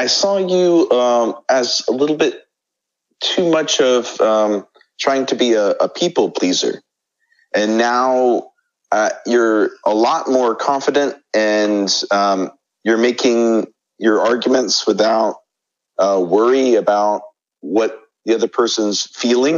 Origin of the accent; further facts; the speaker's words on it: United States; moved away as an adult; now in South Korea; I am an American living in South Korea as an English